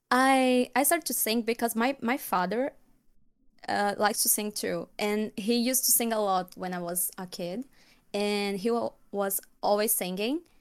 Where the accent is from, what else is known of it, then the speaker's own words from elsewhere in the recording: Alagoas, Brazil; first language Portuguese; English is a second language; I'm from Brazil, born and raised.